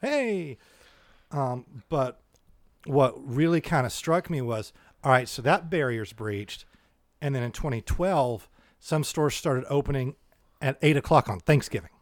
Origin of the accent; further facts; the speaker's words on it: United States; we're American